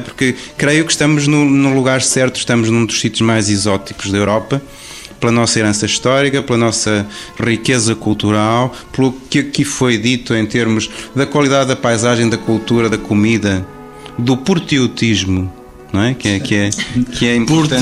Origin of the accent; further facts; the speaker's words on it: Minho, Portugal; eu sou minhoto, lá de cima da raia